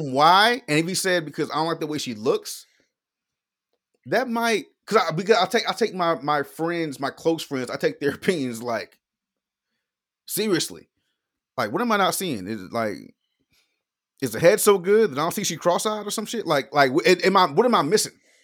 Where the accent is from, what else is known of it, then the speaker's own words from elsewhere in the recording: Florida, United States; I'm from Florida